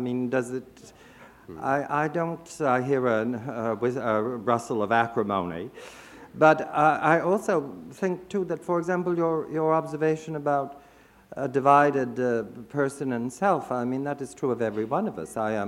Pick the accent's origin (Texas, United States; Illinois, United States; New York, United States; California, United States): New York, United States; New York City; which rather reminds me sometimes of growing up in Brooklyn